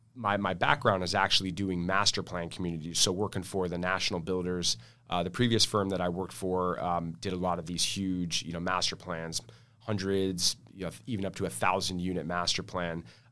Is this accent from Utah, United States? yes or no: no; La Mesa, California, United States; I'm local here, born and raised in San Diego. Grew up in La Mesa, went to Helix High School, Grossmont Community College, and then SDSU